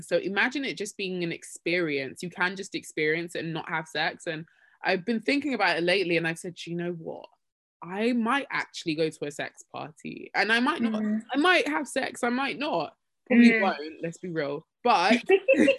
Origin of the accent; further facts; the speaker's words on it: Nigeria; I'm this Nigerian girl, raised in a Christian home